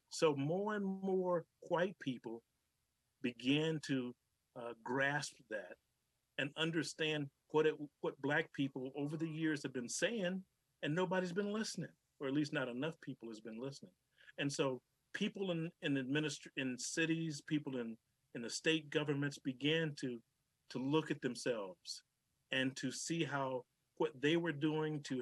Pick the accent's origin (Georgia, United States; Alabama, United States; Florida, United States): Georgia, United States; I, I grew up in Georgia and uh, used to go down there every summer to visit my grandparents.